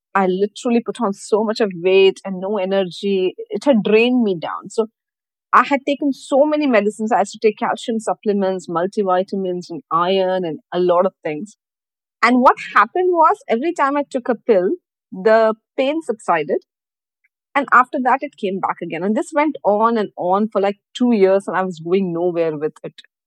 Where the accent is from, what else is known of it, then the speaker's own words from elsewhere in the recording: Mumbai, Maharashtra, India; moved away as an adult; now in Dubai, United Arab Emirates; I'm from Mumbai. So I was hired straight from Mumbai over here. So that's how I came to Dubai